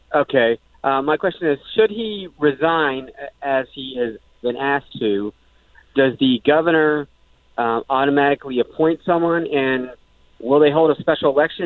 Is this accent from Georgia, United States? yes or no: yes; Monroe, Georgia, United States; I'm actually from Monroe